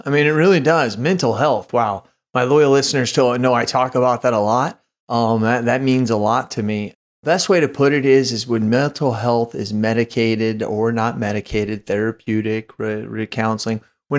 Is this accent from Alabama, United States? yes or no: no; Phoenix, Arizona, United States; I was born in Phoenix, Arizona. So I was raised there as a young age, but all my family still lives there.